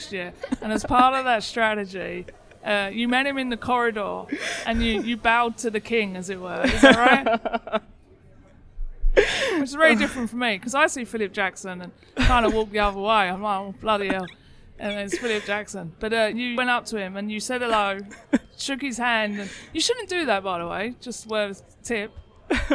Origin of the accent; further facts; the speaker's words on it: England, United Kingdom; now in United States; I'm English